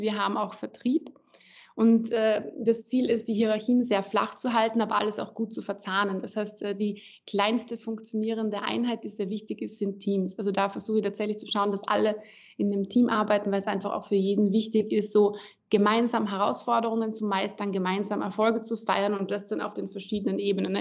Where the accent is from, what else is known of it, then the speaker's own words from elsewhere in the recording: Graz, Styria, Austria; also born or lived in Berlin, Germany / Klagenfurt, Austria; in Graz, also quasi meiner Heimat